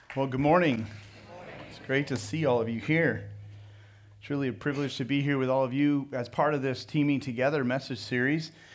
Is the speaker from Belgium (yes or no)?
no; Pismo Beach, California, United States; moved away as an adult; also born or lived in Sonoma, California / San Jose, California; now in Riverside, United States; I was raised in Pismo Beach along the Central Coast. And so I would, lived in Pismo Beach up until high school graduation and grew up there